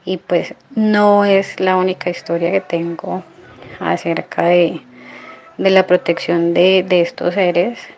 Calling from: Cali, Valle del Cauca, Colombia; Hola Carlos, soy Kelly de Cali, Colombia

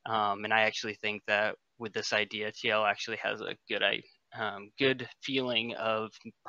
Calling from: Maine, United States

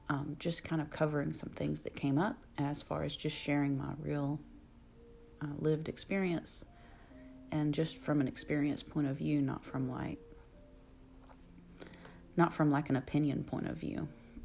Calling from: Alabama, United States; your host, and I am podcasting from Alabama. Alabama, USA.

